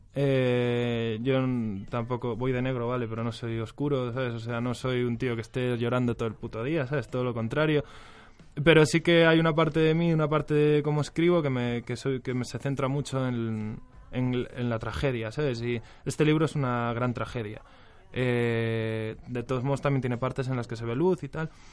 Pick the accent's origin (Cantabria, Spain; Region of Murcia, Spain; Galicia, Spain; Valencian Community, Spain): Galicia, Spain; moved away as an adult; now in Madrid, Spain; soy gallego